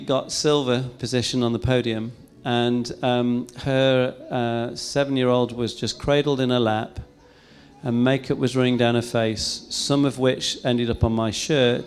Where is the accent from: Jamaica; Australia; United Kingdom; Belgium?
United Kingdom; England; I'm English